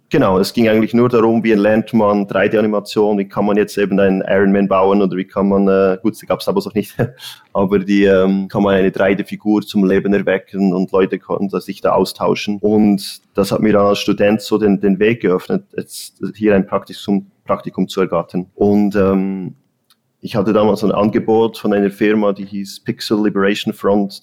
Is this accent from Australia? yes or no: no; Bern, Switzerland; moved away as an adult; also born or lived in Zurich; now in Los Angeles, United States; ich bin ursprünglich aus Bern, ich bin in der Schweiz aufgewachsen